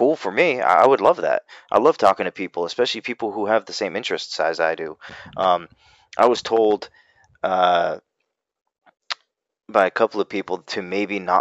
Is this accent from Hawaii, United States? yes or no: no; Massachusetts, United States; now in North Carolina, United States; I'm from Massachusetts. I grew up there. I now live in Carolina, North Carolina